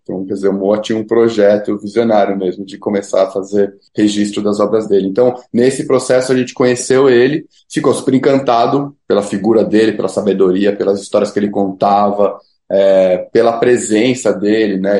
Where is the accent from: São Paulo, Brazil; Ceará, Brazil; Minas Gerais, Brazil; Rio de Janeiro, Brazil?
São Paulo, Brazil; Nós somos paulistas, brancos